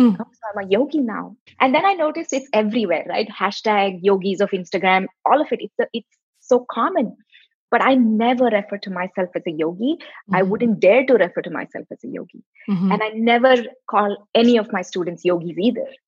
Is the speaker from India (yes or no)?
yes; South India, India; moved away as an adult; now in United States; now i'm from the southern part